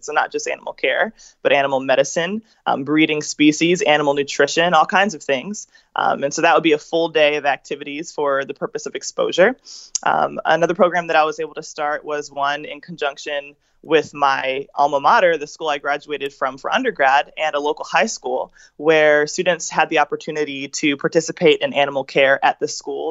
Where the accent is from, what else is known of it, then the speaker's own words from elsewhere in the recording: Philadelphia, Pennsylvania, United States; moved away; also born or lived in Georgia; I am from Philadelphia in the, as you might call, inner city, in a really urban area.